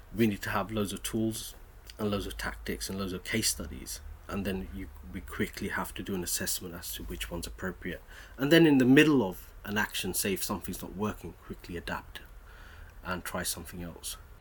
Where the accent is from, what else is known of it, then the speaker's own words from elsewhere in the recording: Bedford, East of England, United Kingdom; moved away; I wasn't born in London. I was born in Bedford, um, which is a small industrial town in the middle of in middle of East Anglia, which is famous for its brickworks. So my father worked in the brickworks. So working, growing up, in a in declining industrial town